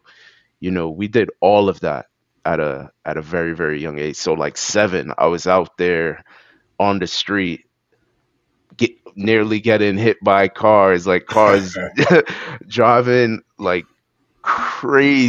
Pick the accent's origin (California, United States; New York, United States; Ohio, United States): New York, United States; New York City; also born or lived in Brooklyn, New York; I moved from Brooklyn to Queens when I was like, I would say 6